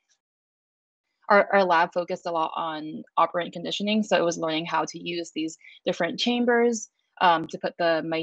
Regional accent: San Francisco, California, United States; I grew up in San Francisco, California

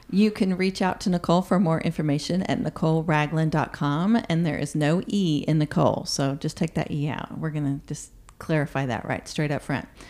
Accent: Colorado, United States; now in Oklahoma, United States; I'm from Colorado

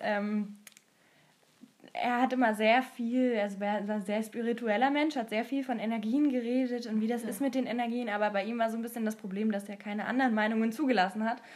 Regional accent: Germany

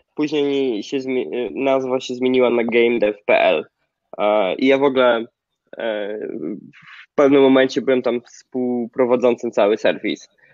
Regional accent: small village near Zambrów, Podlaskie Voivodeship, Poland; moved away as an adult; now in San Francisco, United States; Ja pochodzę z małej wsi na Podlasie, zresztą gdzie teraz jestem, odwiedzam akurat rodziców. Nie nadaję z San Francisco, tylko e, z małej wsi pod Zambrowem.

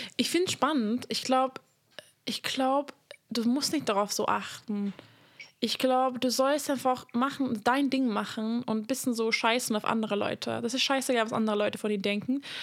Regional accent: Hungary; moved away; ich komme aus Ungarn

